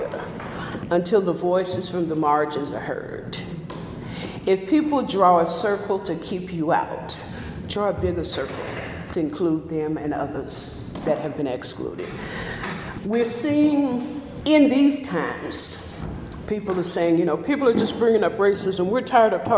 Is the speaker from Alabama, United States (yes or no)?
no; Oxford, Mississippi, United States; I was born in Oxford, Mississippi, 1956. When I was 4 years old, our family attended Jordan Chapel AME Church, a country church